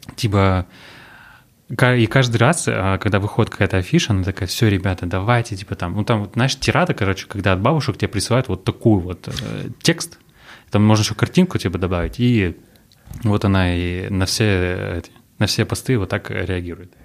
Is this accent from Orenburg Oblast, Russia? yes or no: yes; Orenburg, Orenburg Oblast, Russia; now in Yekaterinburg, Russia; Я родился в Оренбурге